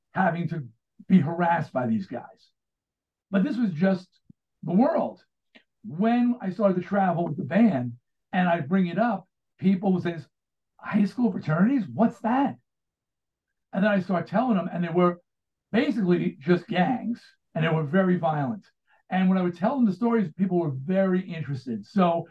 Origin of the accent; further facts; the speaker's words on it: Baldwin, New York, United States; I grew up in Baldwin, Long Island